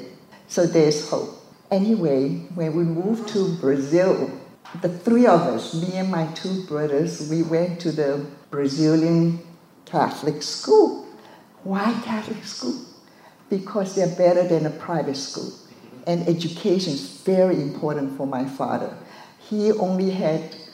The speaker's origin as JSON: {"language": "English", "region": "Shanghai", "country": "China", "tie": "born or raised there", "moved": "yes", "said": "I was born in Shanghai, China, and both my parents were Buddhist."}